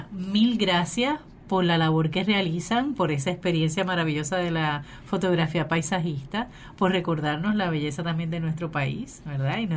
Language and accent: Spanish; Puerto Rico; ¿Por qué viene gente a Puerto Rico? Porque alguien subió en Facebook una foto.